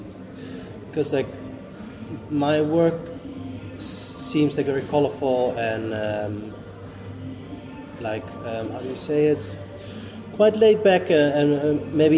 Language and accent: English; Netherlands; now in Helsinki, Finland; I'm Dutch, like, and my great grandparents were Dutch, they come from the colony